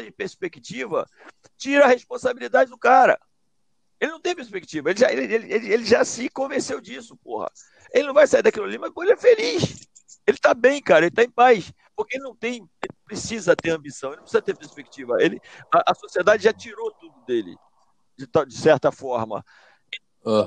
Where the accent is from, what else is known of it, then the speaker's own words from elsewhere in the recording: Mesquita, Rio de Janeiro, Brazil; de onde eu venho, lá de Juscelino, presidente Juscelino, lá, pô, distrito de Mesquita, que já foi de Nova Iguaçu